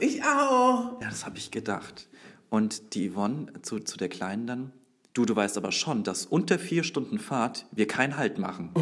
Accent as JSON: {"language": "German", "town": "Würzburg", "region": "Bavaria", "country": "Germany", "said": "Ich bin Würzburger"}